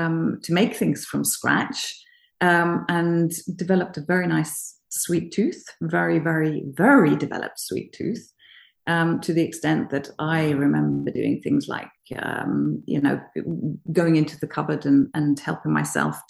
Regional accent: Norway; I come from Norway, and I have an upbringing of being very, very fortunate when my mother was actually at home when I was a child.

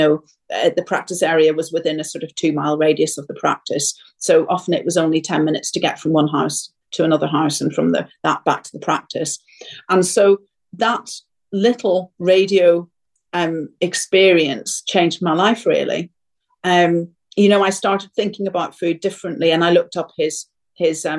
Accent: Ireland; I come from Ireland

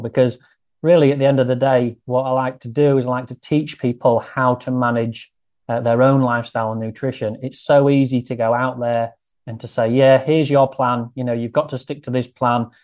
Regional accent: Grimsby, Yorkshire and the Humber, United Kingdom; accent: northern; I grew up here and I lived here all of my life

